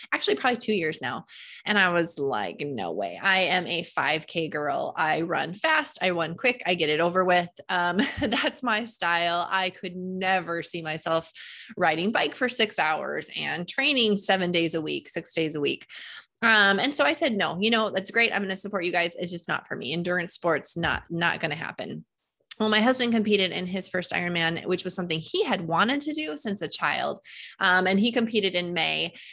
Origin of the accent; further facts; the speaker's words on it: North Dakota, United States; I am from North Dakota and, um, you know, it's flat here.